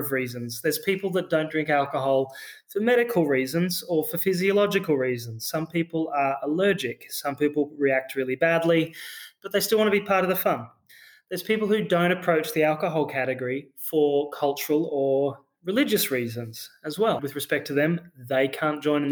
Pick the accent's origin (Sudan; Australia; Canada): Australia; accent: Australian; You can probably hear in my accent, I'm an Australian founder as well.